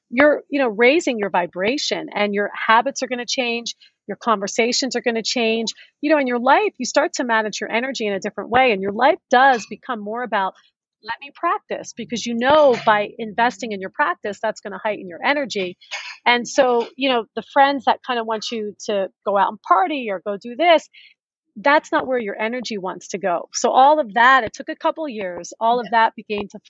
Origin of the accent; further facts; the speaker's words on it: Philadelphia, Pennsylvania, United States; also born or lived in New York City / Las Vegas; now in Los Angeles, United States; I was a city girl, I grew up in Philadelphia